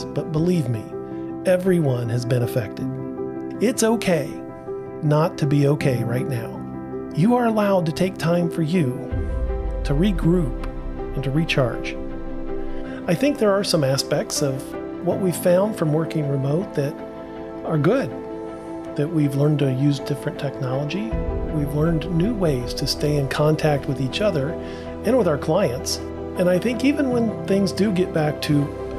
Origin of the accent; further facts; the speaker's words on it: Portsmouth, Ohio, United States; I grew up in Portsmouth, Ohio, which is not far from you